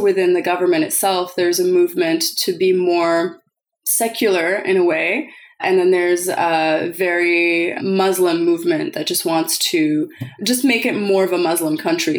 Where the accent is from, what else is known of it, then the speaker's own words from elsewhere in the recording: Calgary, Alberta, Canada; English is a second language; moved away as an adult; also born or lived in Algeria; now in Montreal, Canada; I remember when I was eight years old and I came straight from Algeria to Calgary